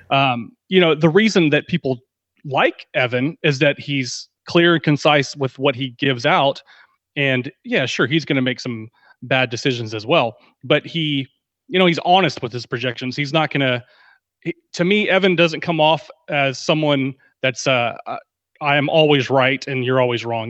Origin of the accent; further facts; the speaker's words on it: Texas, United States; I'm from Texas, and I've, I know a few people that know that I'm in the Dallas area, so, uh, football has been bred into me from birth